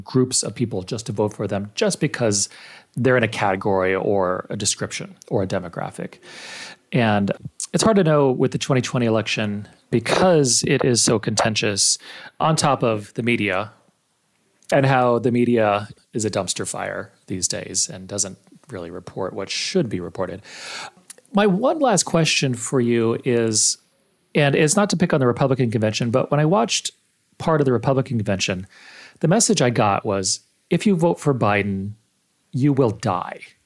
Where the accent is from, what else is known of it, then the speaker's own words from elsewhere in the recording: El Paso, Texas, United States; I grew up in El Paso, Texas, which is now about eighty-five percent Hispanic.